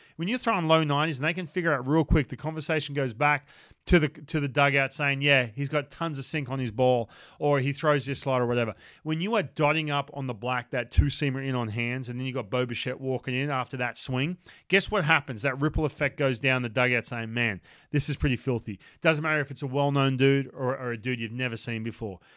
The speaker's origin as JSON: {"language": "English", "country": "Australia", "moved": "yes", "said": "I'm from Australia"}